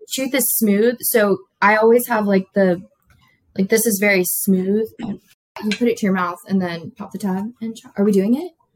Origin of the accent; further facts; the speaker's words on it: Florida Keys, United States; I grew up in South Florida, the southernmost point of Florida, um, the Keys